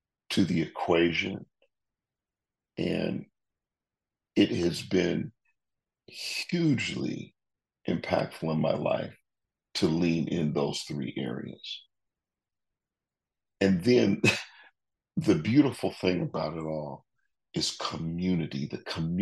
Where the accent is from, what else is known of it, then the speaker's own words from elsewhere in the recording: Detroit, Michigan, United States; moved away as an adult; also born or lived in Amherst, Massachusetts; now in Waco, United States; I grew up in Detroit.